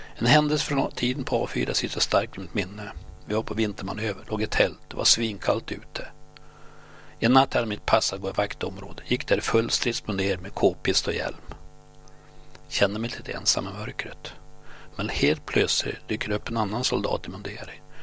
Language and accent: Swedish; Gottne, Västernorrland County, Sweden; accent: Gottnemålet (Bondska); also born or lived in Örnsköldsvik; Vi var tre från Gottne, jag, Dan och Alvar. Vi talade Bondska, Gottnemålet